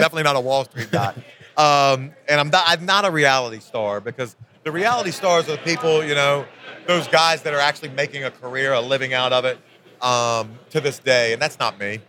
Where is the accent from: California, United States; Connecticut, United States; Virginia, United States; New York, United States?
Virginia, United States; I'm a country boy, man. I grew up in Virginia in a in a small town.